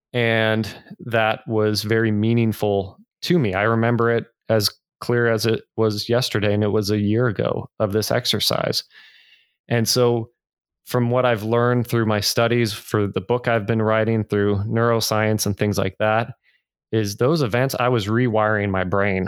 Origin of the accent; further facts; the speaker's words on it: Northern California, United States; I grew up in Northern California, wonderful, loving family